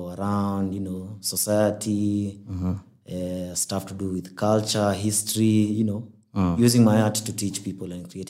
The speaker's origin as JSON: {"language": "English", "region": "Nairobi", "country": "Kenya", "tie": "born or raised there", "said": "I'm born and bred in Nairobi. It's a city nime grew here, nime on the different sides of it."}